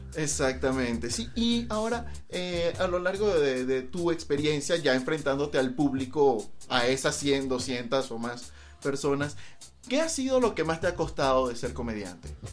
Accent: Venezuela

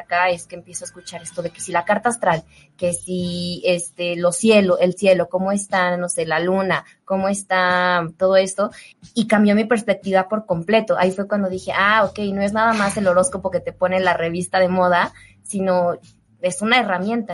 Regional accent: León, Guanajuato, Mexico; now in Mexico City, Mexico; allá en León, mi pueblo

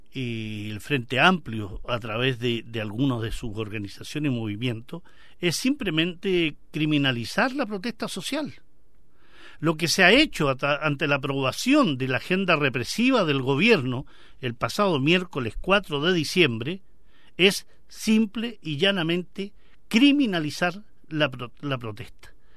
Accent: Chile; nosotros como chilenos

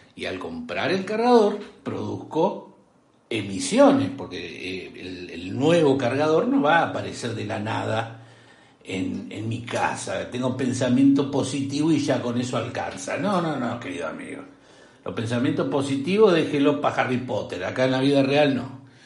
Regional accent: Córdoba, Argentina; soy decente cordobés

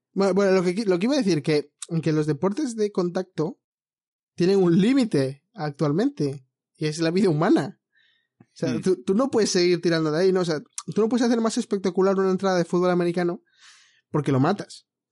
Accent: Madrid, Community of Madrid, Spain; como soy de Madrid

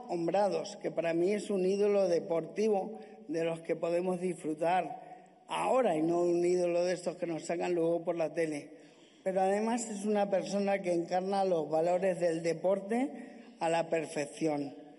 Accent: Castilla-La Mancha, Spain; en mi tierra, en mi casa, con mi gente

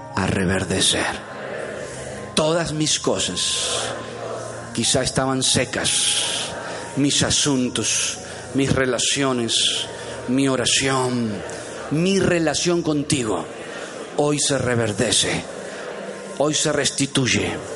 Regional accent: Entre Ríos, Argentina; moved away; alguien de allá entre ríos, en medio de las vacas? Nosotros somos del campo

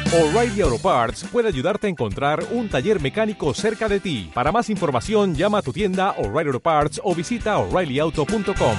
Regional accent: Castellón, Valencian Community, Spain

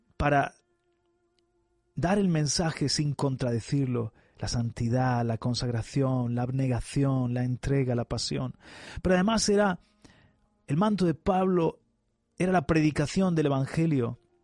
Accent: Spain; nuestro amado país

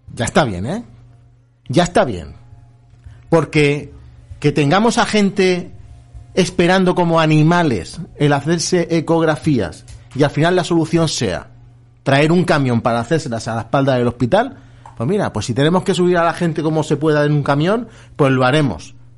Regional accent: Torrevieja, Valencian Community, Spain; Somos de Torrevieja, estamos muy al sur.

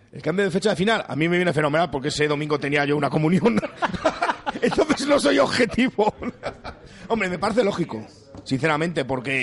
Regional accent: Valladolid, Castile and León, Spain; somos de Valladolid

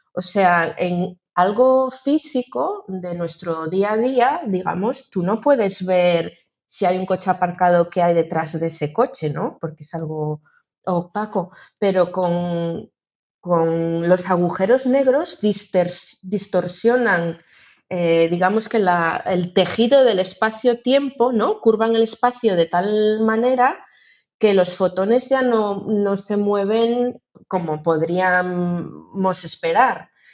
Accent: Ourense, Galicia, Spain; yo que soy de Orense

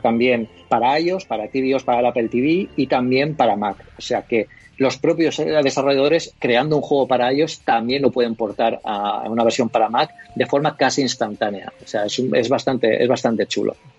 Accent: Elche, Valencian Community, Spain; yo también soy aquí de Elche y bueno, aquí me siento un poco como en casa

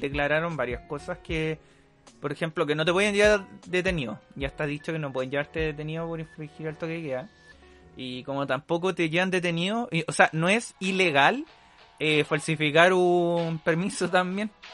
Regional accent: Chile; yo soy chileno

